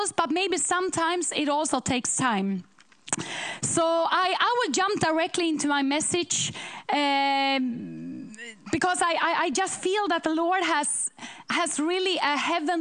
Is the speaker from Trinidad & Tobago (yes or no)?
no; Sweden; We come from Sweden to preach in churches